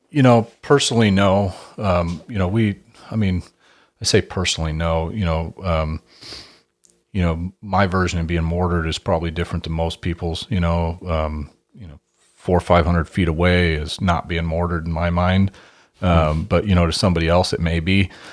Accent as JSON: {"language": "English", "town": "Hermiston", "region": "Oregon", "country": "United States", "tie": "born or raised there", "said": "I grew up in Hermiston, Oregon, which is a big farming town"}